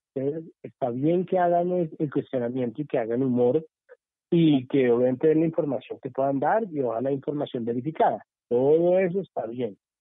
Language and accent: Spanish; Colombia